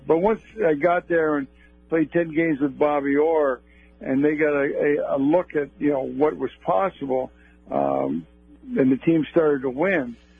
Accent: Toronto, Ontario, Canada; I grew up in Toronto, and I was definitely a Leaf fan

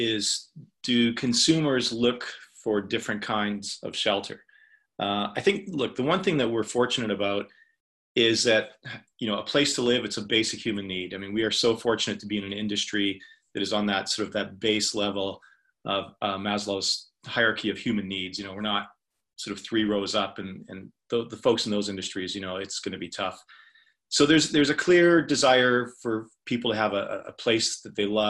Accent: Canada; I'm a Canadian.

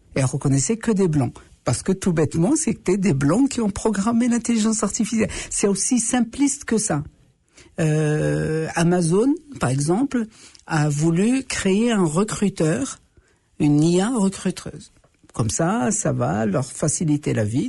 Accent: Morocco; now in Canada; chez nous, les autochtones, on les appelle les Amazirs les hommes libres

